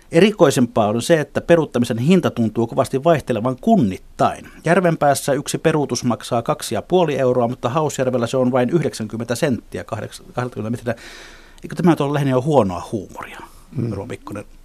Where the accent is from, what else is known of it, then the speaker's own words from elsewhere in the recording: Helsinki, Uusimaa, Finland; meidän puistolalaisten